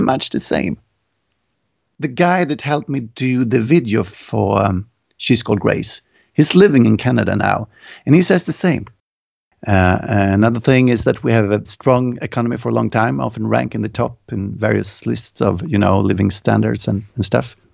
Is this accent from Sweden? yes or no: yes; Örebro, Örebro County, Sweden; my hometown, it's called Örebro, and we have, like, one hundred fifty thousand people here.